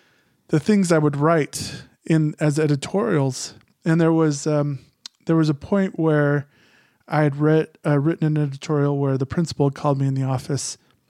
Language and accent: English; Phoenix, Arizona, United States; because I grew up in Phoenix, my ideas were very, I mean, it's funny because I'm very conservative, but my ideas were more liberal than Snowflake was used to.